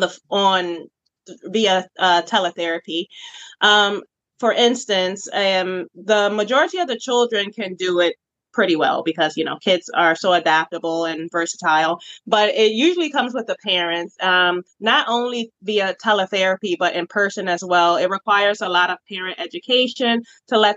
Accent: Richmond, Virginia, United States; I was born and raised in Richmond, Virginia

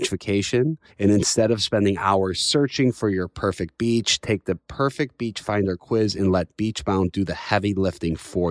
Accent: Chicago, Illinois, United States; I'm from Chicago

